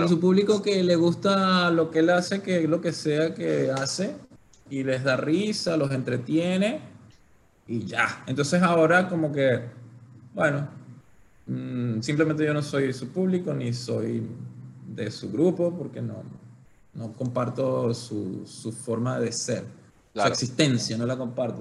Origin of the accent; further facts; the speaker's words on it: Venezuela; moved away; nosotros somos criados y crecidos en, Latinoamérica, Venezuela